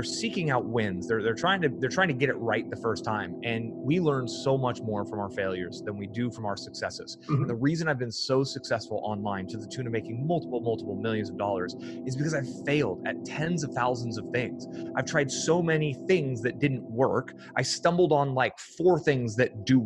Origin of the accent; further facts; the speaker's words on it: Fremont, California, United States; I grew up in the San Francisco Bay Area